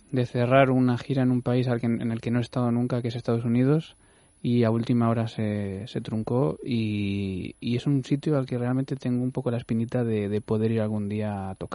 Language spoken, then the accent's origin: Spanish; Cuenca, Castilla-La Mancha, Spain; Pues yo soy de Cuenca y me gusta mucho todo lo que es la carne de la sierra, eh, la orza y estas cosas que comemos por allí me gusta mucho.